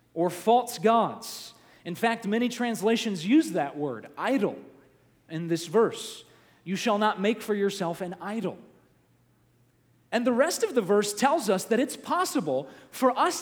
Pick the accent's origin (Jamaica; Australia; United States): United States; the South; my experience growing up in the South, church was a big part of my life